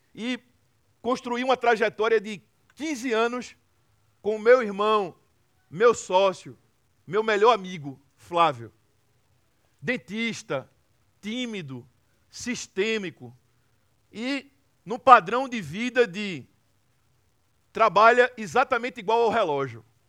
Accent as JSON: {"language": "Portuguese", "town": "Recife", "region": "Pernambuco", "country": "Brazil", "said": "uma cidade chamada Recife, que é de onde eu venho e é de onde eu sempre vou voltar"}